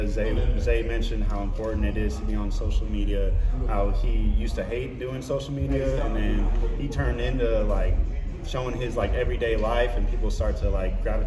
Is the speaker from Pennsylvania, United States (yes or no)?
no; Seattle, Washington, United States; I'm from Seattle